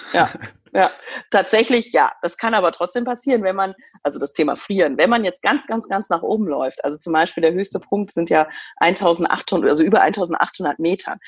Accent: Germany; bei uns in Deutschland

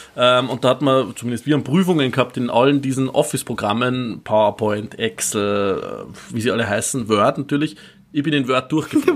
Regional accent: Upper Austria, Austria; now in Vienna, Austria; ich bin aus Oberösterreich ursprünglich

